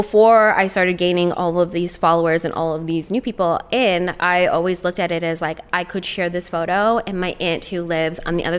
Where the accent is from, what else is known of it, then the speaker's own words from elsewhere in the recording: Toronto, Ontario, Canada; I am from Toronto